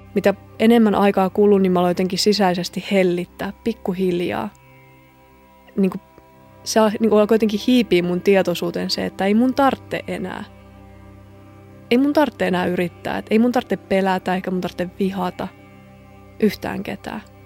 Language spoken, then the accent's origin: Finnish; a small town in southern Finland, Finland; mä oon kotoisin eteläsuomalaisesta pikkukaupungista